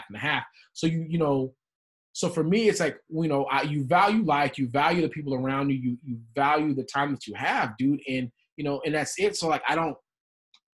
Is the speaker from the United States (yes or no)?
yes; West Texas, United States; we grew up in West Texas